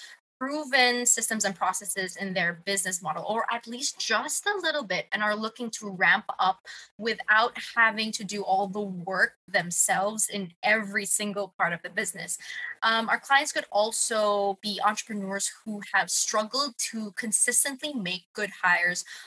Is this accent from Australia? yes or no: no; Philippines; I'm from the Philippines, born and raised.